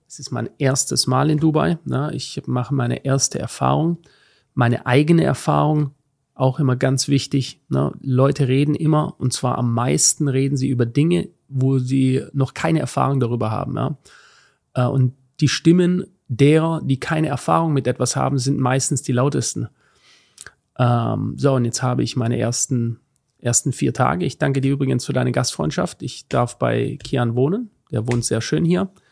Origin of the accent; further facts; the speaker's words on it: Germany; ich lebe in Deutschland und auch wenn ich diesem Land oder was davon übrig ist, ähm, sehr kritisch gegenüber bin, ähm, bin ich doch verwurzelt. Ja? Ähm, sehr stark verwurzelt an, an meine Heimat